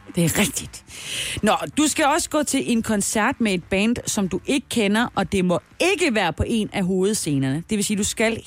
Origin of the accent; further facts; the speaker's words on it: South Jutland, Southern Denmark, Denmark; jeg er jo fra Sønderjylland